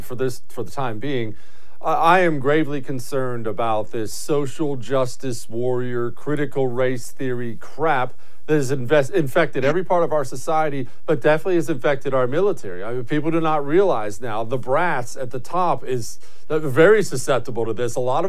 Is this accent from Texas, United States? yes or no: yes; Texas, United States; And we are feeling that big time right here in my home state of Texas.